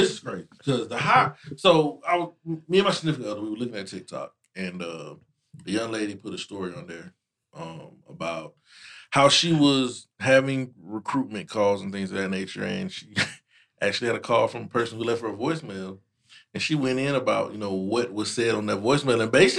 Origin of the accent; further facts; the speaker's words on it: United Kingdom; I'm British.